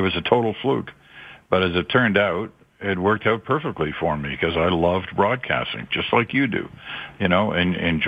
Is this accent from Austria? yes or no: no; Malaysia; also born or lived in England; now in Canada; I was born in England and raised in Southeast Asia, in Malaysia. It's now Malaysia. Then it was just Malaya.